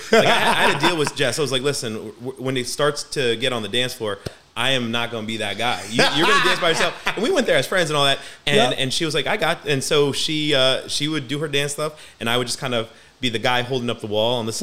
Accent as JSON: {"language": "English", "town": "Montclair", "region": "New Jersey", "country": "United States", "tie": "born or raised there", "said": "growing up in Montclair, this town that people think they know about"}